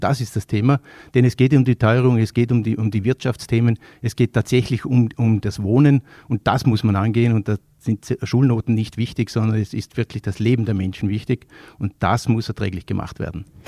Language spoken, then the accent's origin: German; Vorarlberg, Austria; als Vorarlberger